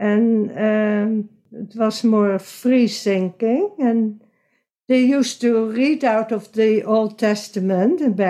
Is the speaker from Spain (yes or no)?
no; Netherlands; moved away; I was born in Hilgersberg in Holland, the Netherlands